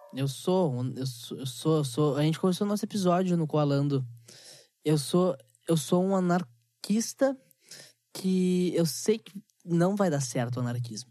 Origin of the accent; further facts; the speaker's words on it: Gaúcho, Rio Grande do Sul, Brazil; Eu, eu sou muito gaúcho em questão tradicionalista, tá? Eu gosto muito da cultura do gaúcho. Só que eu vejo que nós, gaúchos